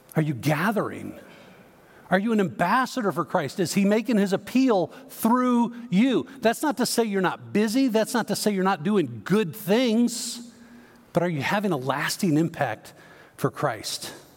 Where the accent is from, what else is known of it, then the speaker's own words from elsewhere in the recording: Chicago, Illinois, United States; now in Texas, United States; I grew up in the Chicago area